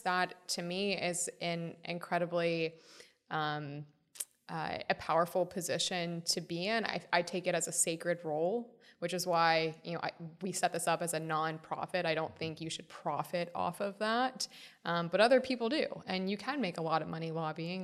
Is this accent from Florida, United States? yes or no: yes; Florida, United States; Congressman Darren Soto from my home state of Florida